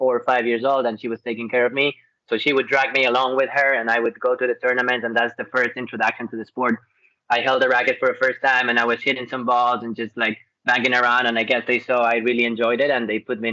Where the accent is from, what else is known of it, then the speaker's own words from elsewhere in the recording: Ecuador; moved away as an adult; I'm from Ecuador, South America.